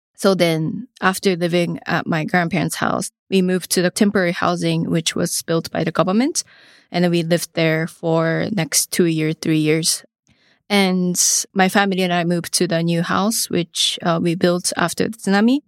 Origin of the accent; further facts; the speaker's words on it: Higashimatsushima, Miyagi, Japan; moved away as an adult; also born or lived in Hawaii; I was born to a rice farmer family in Higashi Matsushima. You know, growing up, of course, rice fields, oceans, and also mountain and forest always surrounded me